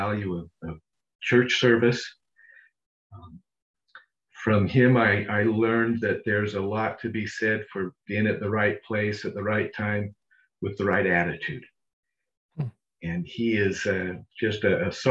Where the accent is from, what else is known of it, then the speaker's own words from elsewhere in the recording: Las Vegas, Nevada, United States; now in Orem, United States; I was raised, born and raised in Las Vegas, of all places.